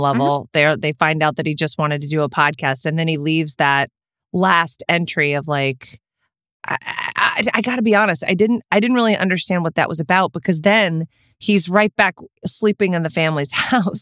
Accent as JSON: {"language": "English", "region": "Texas", "country": "United States", "said": "I am from Texas"}